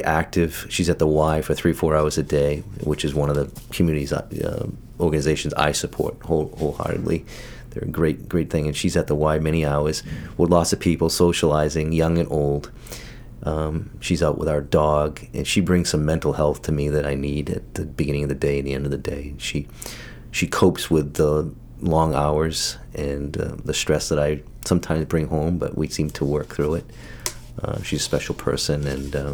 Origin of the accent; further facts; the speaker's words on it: Saco, Maine, United States; I grew up in Saco